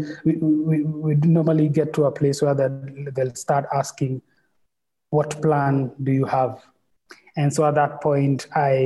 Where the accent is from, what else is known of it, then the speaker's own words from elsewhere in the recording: Nairobi, Kenya; born and raised in Nairobi, and all my life